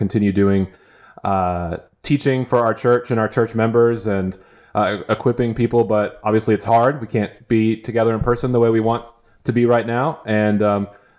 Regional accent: South Dakota, United States; moved away; Growing up in South Dakota

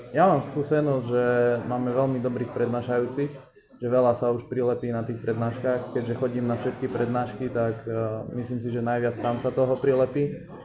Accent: Štôla, Prešov Region, Slovakia; also born or lived in Poprad; No, pochádzam od Popradu, je to malá potatranská dedina, ktorá sa volá Štôla. S tým, že chodil som na 8-ročné gymnázium na Kukučinovej ulici v Poprade

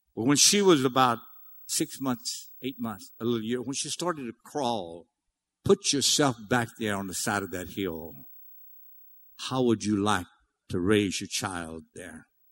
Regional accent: Cajun, Louisiana, United States; I'm Cajun. I'm big time Cajun.

